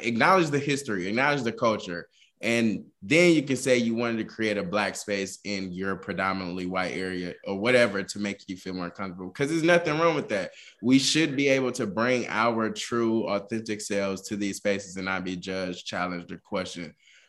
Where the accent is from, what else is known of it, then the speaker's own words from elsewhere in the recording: the South, United States; I'm from the South. So band culture down here is a big, big thing.